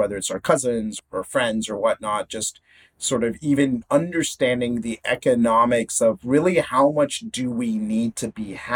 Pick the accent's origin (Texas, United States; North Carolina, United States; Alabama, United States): Texas, United States; Houston; moved away as an adult; now in Singapore; suburb of Houston where I was, of course, born and brought up